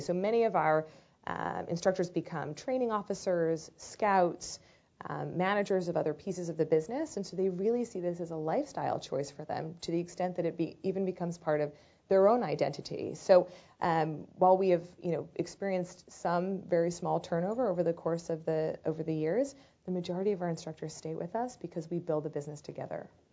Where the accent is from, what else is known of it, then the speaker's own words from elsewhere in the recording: Baltimore, Maryland, United States; I grew up in Baltimore, Maryland in the early 80s.